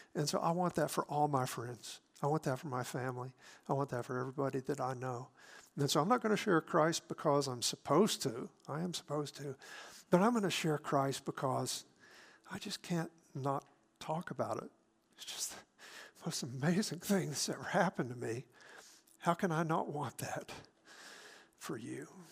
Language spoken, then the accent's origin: English; South Mississippi, United States; I grew up in South Mississippi